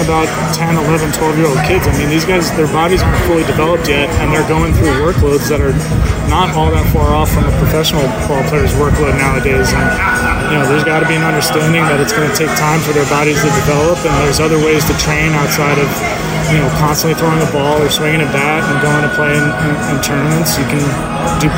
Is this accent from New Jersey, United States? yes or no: yes; New Jersey, United States; also born or lived in Vermont; where I grew up in New Jersey, there's an indoor facility almost in every town